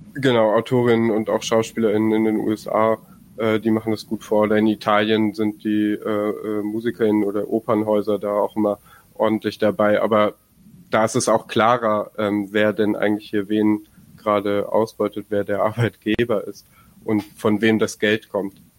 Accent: Bremen, Germany; ich komme aus dem aus aus Bremen und wir haben hier in Niedersachsen Bremen äh, eben genau zu der Frage gerade gearbeitet

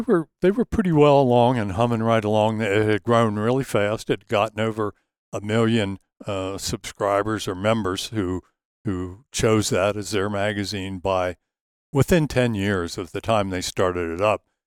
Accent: just south of Gettysburg, Pennsylvania, Maryland, United States; I grew up in, uh, right near the Mason-Dixon line, just south of it in Maryland, uh, just south of Gettysburg, Pennsylvania

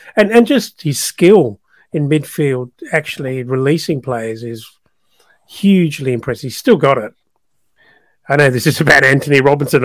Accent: South Africa; moved away; it's my country of birth, uh, but I'm no longer a South African

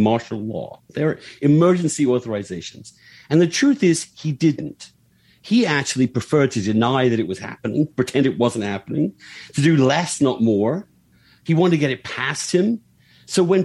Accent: United Kingdom; moved away as an adult; now in United States; in my home country

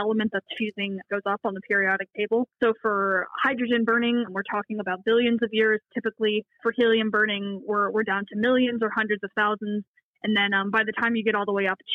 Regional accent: United States; now in Australia; Being American

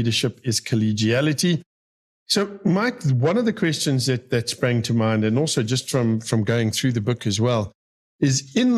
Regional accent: Benoni, Gauteng, South Africa; I was born and bred in Benoni

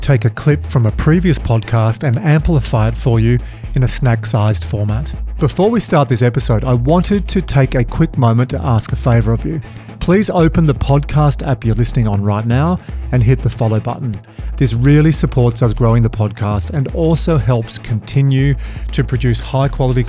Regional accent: Australia; as an Aussie

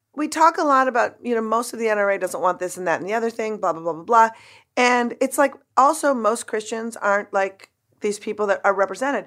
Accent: Minnesota, United States; I grew up in Minnesota

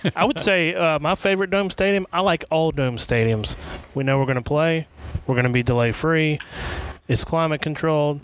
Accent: Atlanta, Georgia, United States; my childhood growing up in the Atlanta area in the '80s

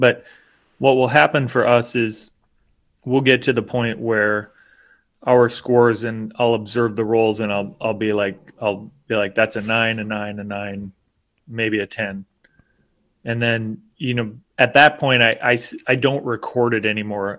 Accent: United States; as an American

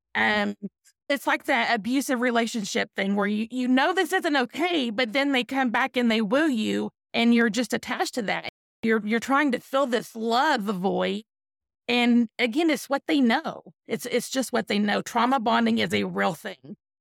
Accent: East Texas, United States; I'm from East Texas

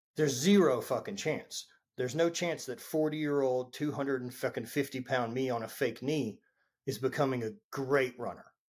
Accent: Louisiana, United States; I grew up in Louisiana

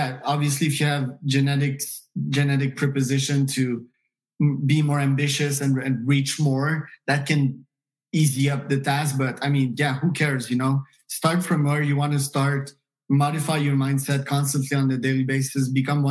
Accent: Canada; moved away; also born or lived in United States; I'm Canadian by birth, but if I identify myself as one nationality, it would be US, you know, an American.

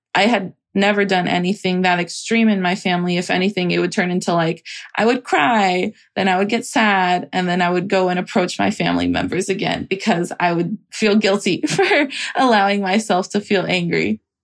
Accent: Salinas, California, United States; moved away as an adult; now in San Francisco, United States; I grew up in Salinas, California, and I'm currently based in San Francisco

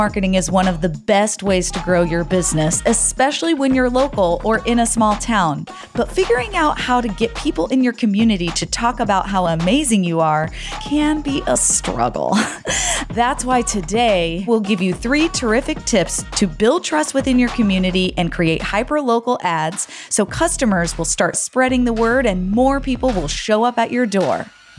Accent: United States; moved away; also born or lived in Texas / Arizona; We never had Burgervilles in Texas and Arizona where I grew up.

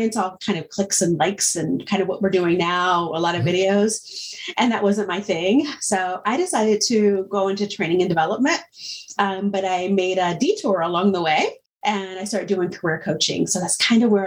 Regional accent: Indiana, United States; moved away as an adult; also born or lived in North Carolina; I'm originally from Indiana

